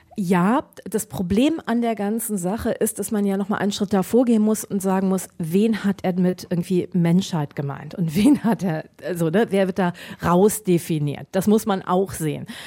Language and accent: German; Düsseldorf, North Rhine-Westphalia, Germany; ich komme aus Düsseldorf.